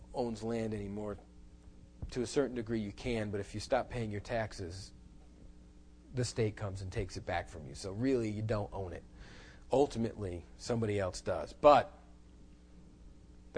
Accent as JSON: {"language": "English", "country": "United States", "said": "I'm an American."}